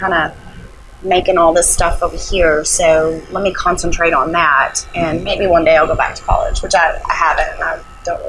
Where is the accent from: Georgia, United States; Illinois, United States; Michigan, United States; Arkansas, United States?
Arkansas, United States; Little Rock; born there; I was born in Little Rock, Arkansas, at Baptist Hospital, by two teenage parents, and they didn't have much, and never had much growing up, and if anything, really, and we moved a lot